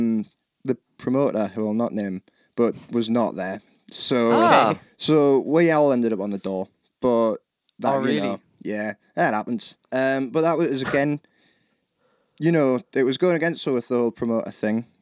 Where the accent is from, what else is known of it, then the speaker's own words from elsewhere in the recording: Ashington, North East England, United Kingdom; I'm from Ashington